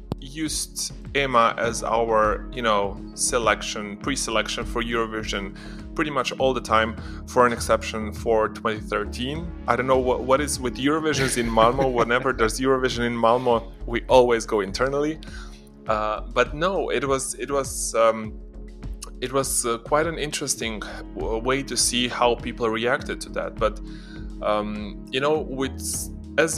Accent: Ljubljana, Slovenia; in my hometown

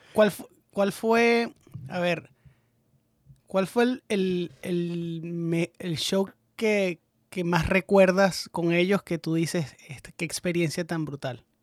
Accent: Venezuela; nosotros como venezolanos

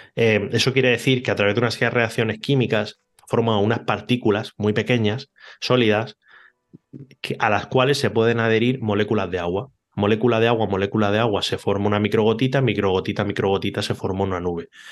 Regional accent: Cartagena, Region of Murcia, Spain; also born or lived in Barcelona; now in Mallorca, Spain; Cartagena, que casualmente es la ciudad donde yo nací

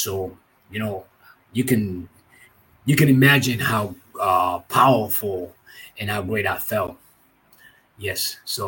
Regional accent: Santiago, Dominican Republic; This is in Santiago, my hometown, at one of the games where they were interviewing me. Santiago, Dominican Republic, is the town where I was born.

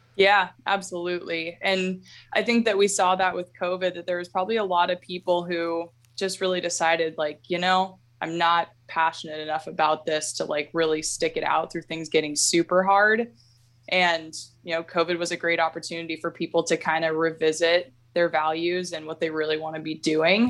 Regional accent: Alaska, United States; I was born and raised here in Alaska

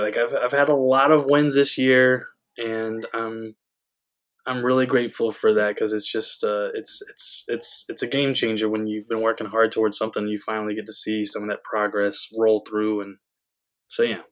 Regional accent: Georgia, United States; my home state of yeah. Georgia

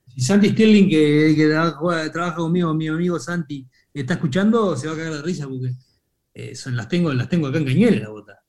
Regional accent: Uruguay; en Uruguay, viste, que estamos acostumbrados a la vida sana

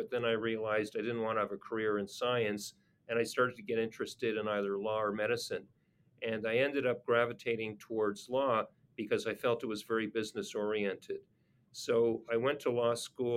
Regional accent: Montreal, Quebec, Canada; I grew up in Montreal

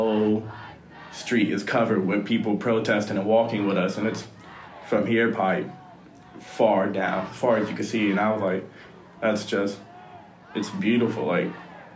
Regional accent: Columbus, Ohio, United States; moved away as an adult; From Columbus, Ohio

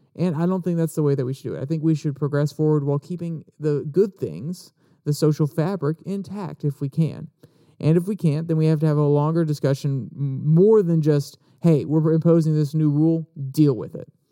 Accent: Warrenton, United States; my hometown of Warrenton, well, my closest hometown. My actual hometown is absolutely tiny, but one of the towns around us, Warrenton

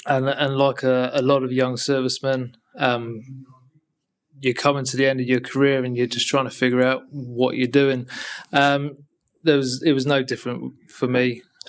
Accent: Guernsey; moved away as an adult; also born or lived in Colchester; now in London, United Kingdom; I'm a Guernsey boy

